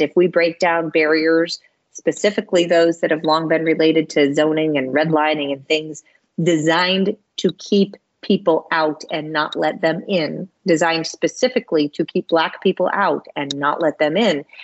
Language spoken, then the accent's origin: English; Michigan, United States; moved away; I was with family in my home state of Michigan